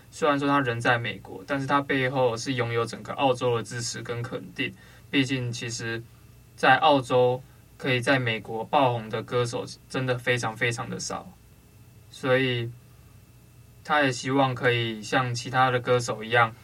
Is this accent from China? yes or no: no; Taiwan; 我们台湾人